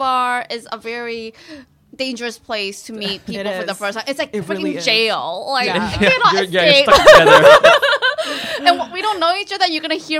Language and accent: English; Thailand; moved away as an adult; now in New York, United States; I'm from Thailand.